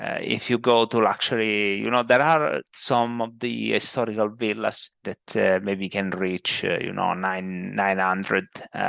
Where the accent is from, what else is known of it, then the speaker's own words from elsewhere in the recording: Bussi sul Tirino, Abruzzo, Italy; English is a second language; now in Chieti, Italy; I'm originally from Bussi, which is a little town in the center of Abruzzo, but I studied in Chieti